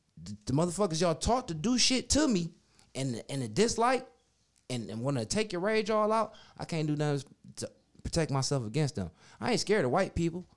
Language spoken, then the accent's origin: English; Minnesota, United States; moved away; also born or lived in Cleveland, Ohio; I was raised in Minnesota